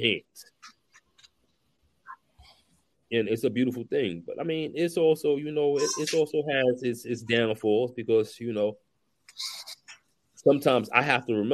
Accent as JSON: {"language": "English", "town": "New York City", "region": "New York", "country": "United States", "tie": "born or raised there", "said": "I grew up in East New York, Brooklyn"}